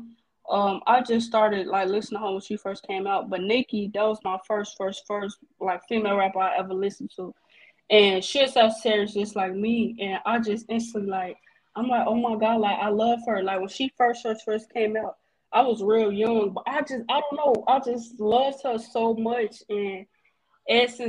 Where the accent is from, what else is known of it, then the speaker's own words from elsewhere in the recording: Chicago, Illinois, United States; I'm a rapper from Chicago.